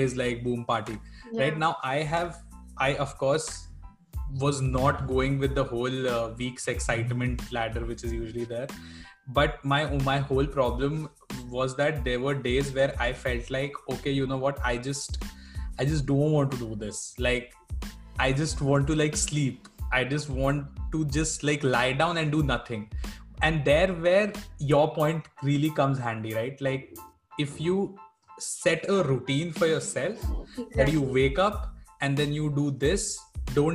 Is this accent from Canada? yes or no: no; Bangalore, Karnataka, India; I'm from Bangalore